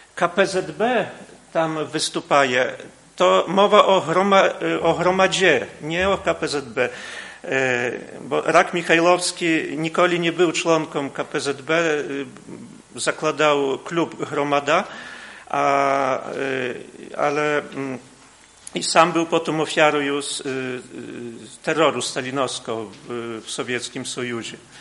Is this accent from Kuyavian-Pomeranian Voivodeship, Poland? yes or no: no; Podlaskie Voivodeship, Poland; u nas na Podlasiu